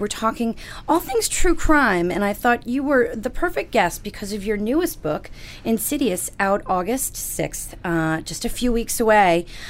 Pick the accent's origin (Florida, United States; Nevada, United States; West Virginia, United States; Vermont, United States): Florida, United States; I grew up in Florida